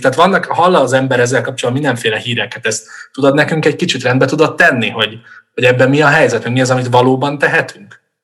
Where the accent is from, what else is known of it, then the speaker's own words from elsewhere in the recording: Budapest, Hungary; városi gyerekként, mondjuk Budapesten felnőve